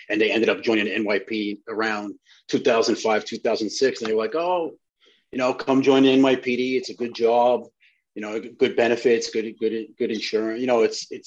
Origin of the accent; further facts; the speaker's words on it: New York City, New York, United States; also born or lived in Italy / Hungary / Spain; I grew up in the Flatland section of Brooklyn.